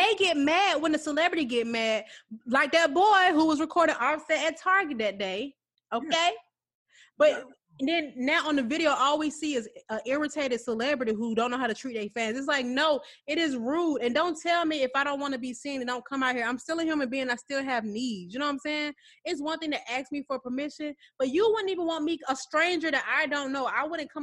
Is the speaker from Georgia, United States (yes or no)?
yes; Atlanta, Georgia, United States; I'm from Atlanta